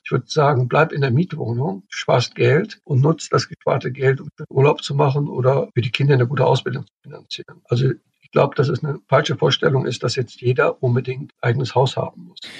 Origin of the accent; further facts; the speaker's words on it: Cologne, North Rhine-Westphalia, Germany; ich komme aus Köln, ich kenne Köln